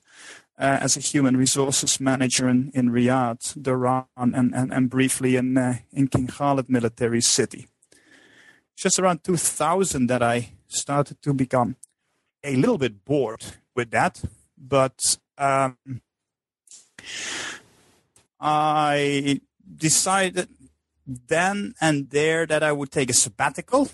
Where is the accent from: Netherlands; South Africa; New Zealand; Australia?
Netherlands; moved away as an adult; I'm originally from the Netherlands